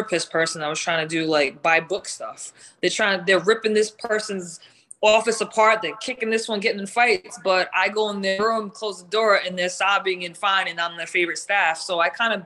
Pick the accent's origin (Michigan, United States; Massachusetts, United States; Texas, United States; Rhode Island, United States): Rhode Island, United States; Providence; I grew up in Providence, Rhode Island